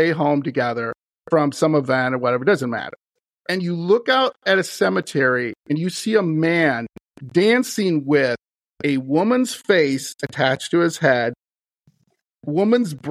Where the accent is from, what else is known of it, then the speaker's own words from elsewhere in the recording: Wisconsin, United States; my home state, Wisconsin